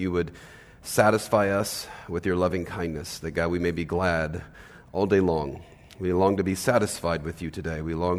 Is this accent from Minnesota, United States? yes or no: no; Los Angeles, California, United States; moved away as an adult; I'm from Los Angeles